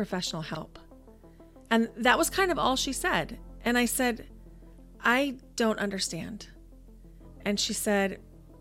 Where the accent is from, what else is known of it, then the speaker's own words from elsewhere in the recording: Nebraska, United States; moved away as an adult; also born or lived in Idaho; I grew up in Nebraska, but I found myself in Idaho beginning in 2004